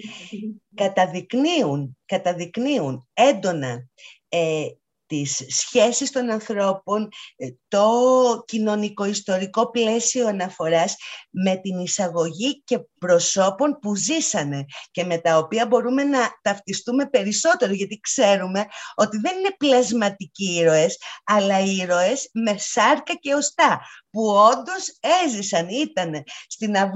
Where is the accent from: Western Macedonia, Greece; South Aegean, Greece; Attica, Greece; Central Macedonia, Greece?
Attica, Greece; Athens; Εγώ είμαι Αθηναία.